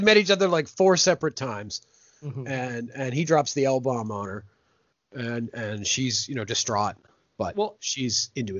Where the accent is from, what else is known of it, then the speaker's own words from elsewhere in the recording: Canada; And that we as Canadians also have a bit of in us as well.